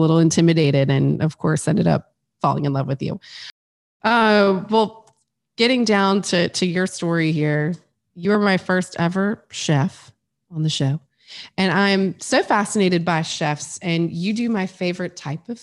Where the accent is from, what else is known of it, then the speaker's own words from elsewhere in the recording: Metairie, Louisiana, United States; I grew up in Metairie